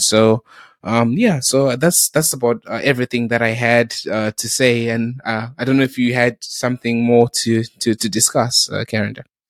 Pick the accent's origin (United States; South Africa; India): South Africa; also born or lived in Zimbabwe; now in United Kingdom; growing up in South Africa